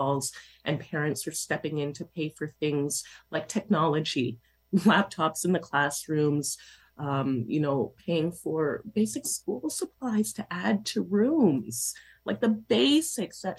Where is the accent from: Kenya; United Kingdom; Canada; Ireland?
Canada; Toronto, Ontario; I grew up in Toronto schools